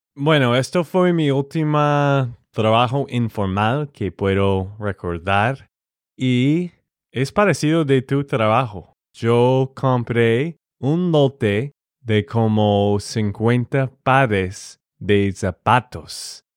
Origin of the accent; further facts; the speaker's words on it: Texas, United States; de Texas, Estados Unidos